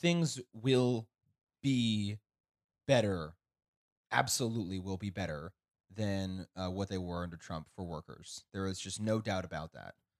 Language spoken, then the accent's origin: English; Kansas, United States; growing up in Kansas